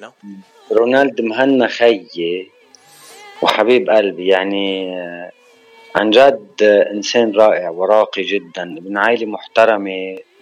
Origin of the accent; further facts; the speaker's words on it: Shmustar, Baalbek-Hermel, Lebanon; من بعلبك من البقاع انا ومن ضيعتي الحلوه الصغيره المهضوم باهلها وناسها ومحبينا